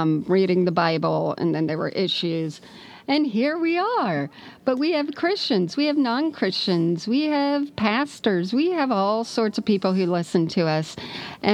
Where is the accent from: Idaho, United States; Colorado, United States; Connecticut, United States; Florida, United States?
Florida, United States; South; Bonnie and I grew up together in South Florida in a Baptist church